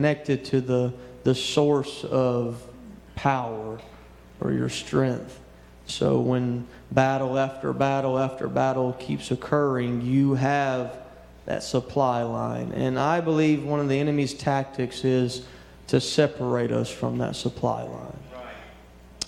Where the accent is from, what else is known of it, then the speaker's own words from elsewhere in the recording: Louisiana, United States; moved away; also born or lived in West Texas; I grew up in Louisiana